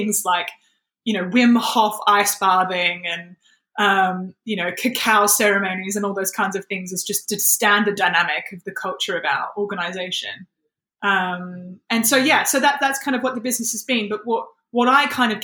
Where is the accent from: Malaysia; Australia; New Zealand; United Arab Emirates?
Australia; moved away as an adult; now in United Kingdom; I've been living in the UK for 7 years. I'm from Australia originally.